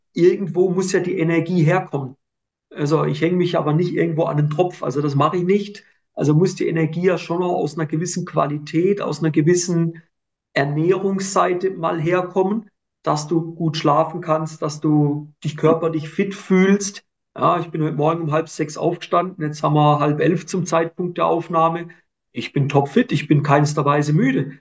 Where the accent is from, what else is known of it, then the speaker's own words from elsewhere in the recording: Switzerland; bei uns in der Schweiz